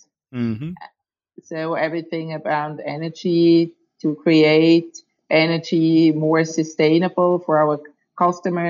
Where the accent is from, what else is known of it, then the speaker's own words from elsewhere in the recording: Switzerland; I was born and raised in Switzerland